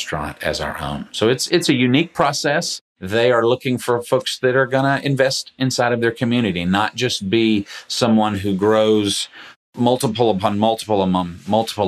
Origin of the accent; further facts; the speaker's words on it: Atlanta, Georgia, United States; I grew up in Metro Atlanta